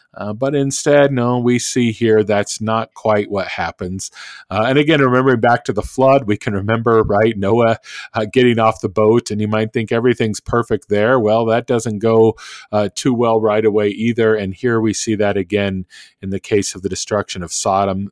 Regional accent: Oklahoma, United States; also born or lived in Minnesota; now in Kansas, United States; being in Kansas and growing up in Oklahoma

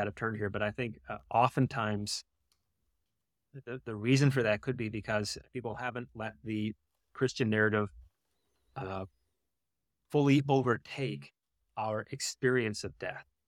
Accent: mountains of North Carolina, United States; moved away as an adult; also born or lived in Michigan; I grew up in North Carolina, in the mountains of North Carolina

